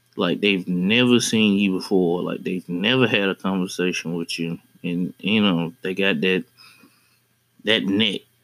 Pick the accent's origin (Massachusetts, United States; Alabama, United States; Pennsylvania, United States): Alabama, United States; Birmingham; now in northern Alabama, United States; I'm originally from Birmingham